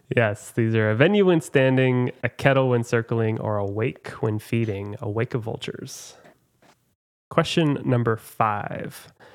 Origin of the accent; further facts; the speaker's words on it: Oklahoma, United States; now in Chicago, United States; I'm from Oklahoma, where everyone has a smile on as they greet